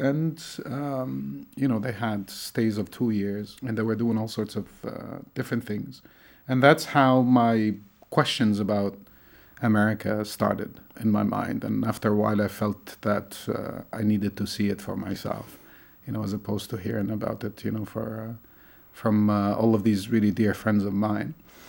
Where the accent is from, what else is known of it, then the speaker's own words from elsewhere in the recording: Tunisia; born there; I was born in Tunisia, in North Africa.